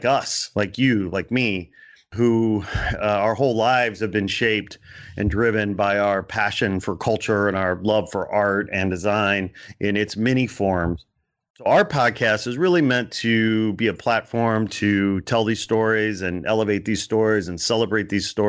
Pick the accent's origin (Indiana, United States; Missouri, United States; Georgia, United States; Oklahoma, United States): Indiana, United States; Portage; moved away as an adult; also born or lived in Gary, Indiana / Chicago / Canada; now in Los Angeles, United States; I was born in Gary, Indiana. I grew up in Portage, Indiana.